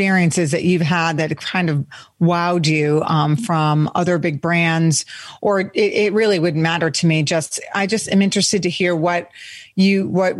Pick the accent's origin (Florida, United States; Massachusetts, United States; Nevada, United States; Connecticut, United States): Massachusetts, United States; Cape Cod; moved away; also born or lived in Boston; I grew up on the Cape and went to school in Boston myself.